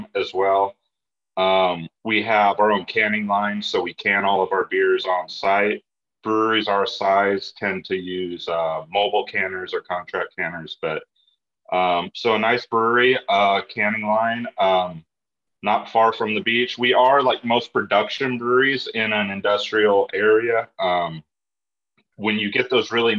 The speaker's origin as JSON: {"language": "English", "region": "California", "country": "United States", "tie": "born or raised there", "said": "myself and my other co-owner, born and raised in California"}